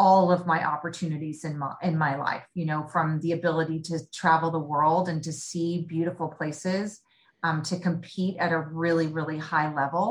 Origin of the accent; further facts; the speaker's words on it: Bay Area, Northern California, United States; the majority of my upbringing was in Northern California in the Bay Area